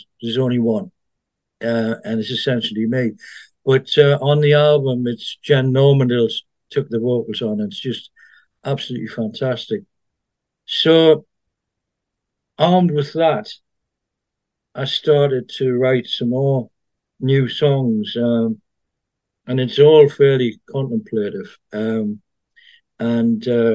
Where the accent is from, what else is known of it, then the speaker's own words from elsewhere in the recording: Consett, North East England, United Kingdom; I'm basically a County Durham lad, really, sort of. I was born in Consett, went to work in the steelworks there back in the late 60s